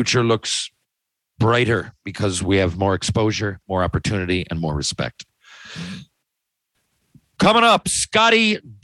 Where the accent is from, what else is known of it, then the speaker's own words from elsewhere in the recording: St. John's, Newfoundland and Labrador, Canada; my hometown here, Mile One